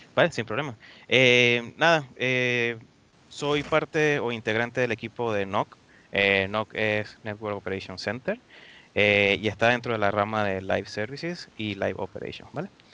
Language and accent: Spanish; Venezuela; moved away as an adult; now in Dublin, Ireland; yo soy venezolano, soy de Venezuela